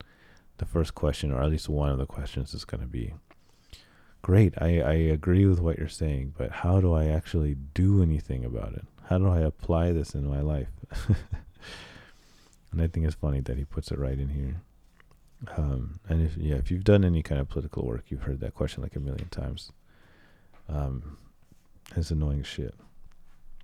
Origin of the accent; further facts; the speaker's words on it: United States; also born or lived in Cairo, Egypt; my quote unquote native language because I grew up in the United States